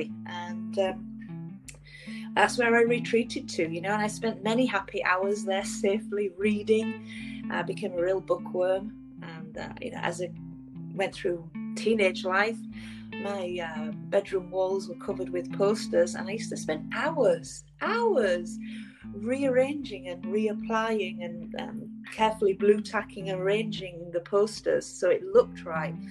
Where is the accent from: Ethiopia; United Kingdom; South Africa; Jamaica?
United Kingdom; England; moved away as an adult; now in Vancouver, Canada; I'm originally from England, and I emigrated here 10 years ago